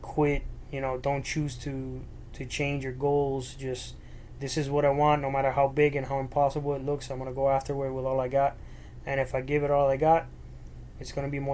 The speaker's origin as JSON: {"language": "English", "town": "Miami", "region": "Florida", "country": "United States", "tie": "born or raised there", "first_language": "Spanish", "second_language": "English", "said": "I was born and raised in Miami"}